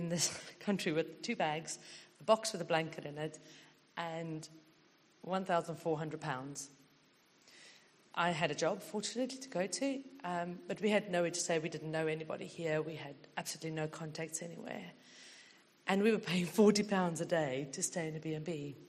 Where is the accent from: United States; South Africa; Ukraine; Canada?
South Africa; moved away as an adult; now in United Kingdom; We came from South Africa just 15 years ago. And we sold absolutely everything we had there to be able to come.